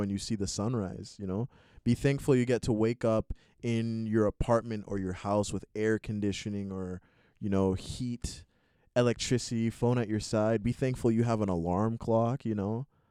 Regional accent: Montreal, Quebec, Canada; I was born in Montreal here in Canada

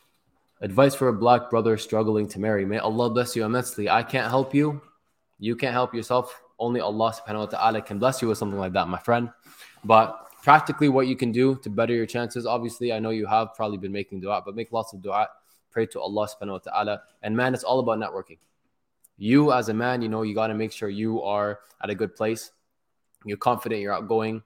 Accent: Toronto, Ontario, Canada; also born or lived in Palestine; I'm from Toronto

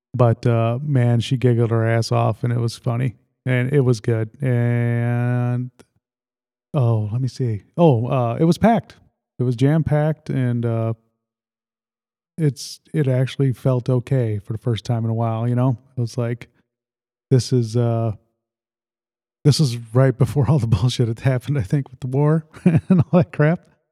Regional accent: Lake Holiday, United States; growing up in Lake Holiday

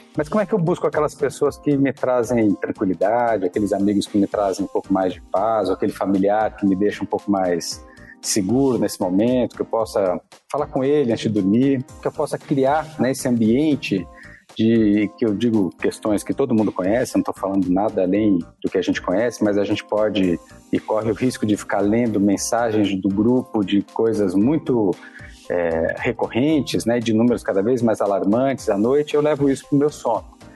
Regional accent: São Paulo, Brazil; sou aqui de São Paulo, da cidade de São Paulo, paulistano, sempre vivi aqui

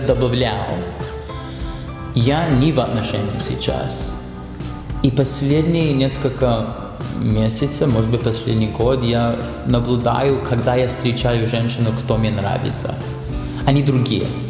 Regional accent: Canada; Russian is a second language; moved away as an adult; now in Russia; когда я родился в Канаде

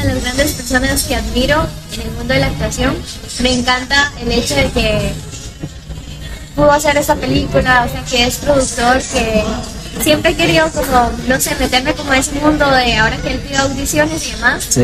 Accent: Palmares, Alajuela, Costa Rica; nosotros somos de Palmares

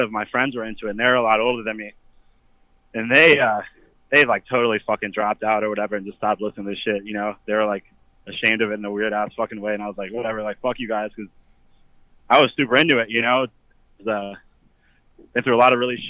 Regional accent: Frederick, Maryland, United States; I'm from Frederick, Maryland

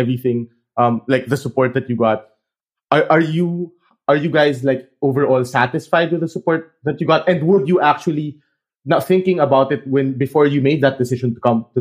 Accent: Philippines; now in Europe; as a Filipino. You know, when I was back in the Philippines

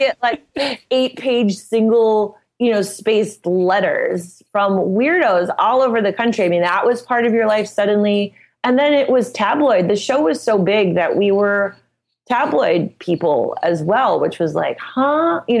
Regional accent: Midwest, United States; And, you know, I'm from the Midwest, so I'm just kind of no bullshit about everything.

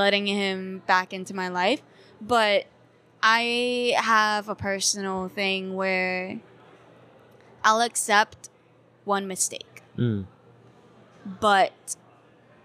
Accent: Rhode Island, United States; moved away; also born or lived in Hong Kong; I grew up with white parents in a very white state. I grew up in Rhode Island.

